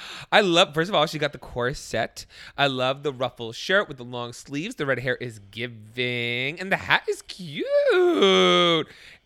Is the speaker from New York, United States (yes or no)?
no; California, United States; Hey y'all … Thank you. I'm 20 and from the Bay Area.